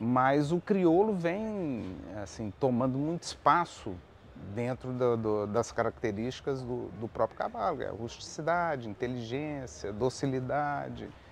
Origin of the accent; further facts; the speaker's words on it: Goiás, Brazil; also born or lived in Belo Horizonte, Minas Gerais; eu me considero goiano